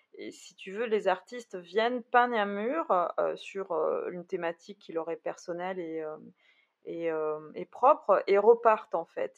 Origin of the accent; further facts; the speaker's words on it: Bordeaux, Nouvelle-Aquitaine, France; je suis bordelaise, donc euh, c'est vrai que je Bordeaux c'est une ville quand même que je connais